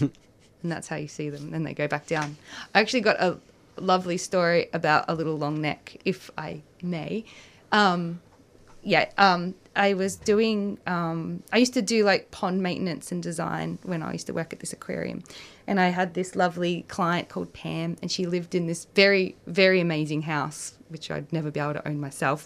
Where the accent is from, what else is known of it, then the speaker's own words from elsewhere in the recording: Gippsland, Victoria, Australia; I grew up in in Gippsland